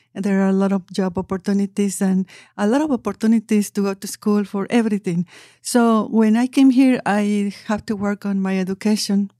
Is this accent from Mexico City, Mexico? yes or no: yes; Mexico City, Mexico; English is a second language; moved away as an adult; now in Tulsa, United States; I am from Mexico City